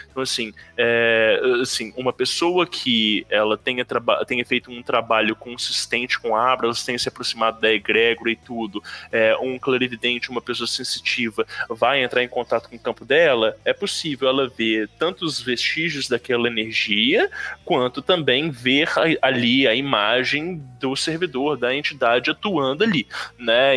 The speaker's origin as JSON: {"language": "Portuguese", "town": "Belo Horizonte", "region": "Minas Gerais", "country": "Brazil", "said": "Eu sou de Belo Horizonte"}